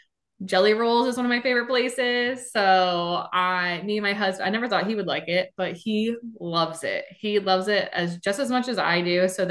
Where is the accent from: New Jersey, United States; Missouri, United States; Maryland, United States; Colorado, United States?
New Jersey, United States; moved away as an adult; now in Florida, United States; I'm originally from New Jersey. That's how I know Lauren. But I moved to Florida in 2019.